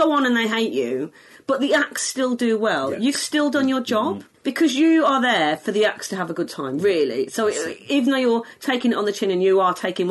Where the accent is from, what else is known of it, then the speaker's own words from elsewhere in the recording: Walsall, West Midlands, United Kingdom; accent: Black Country; I'm from near Birmingham, but I'm from the Black Country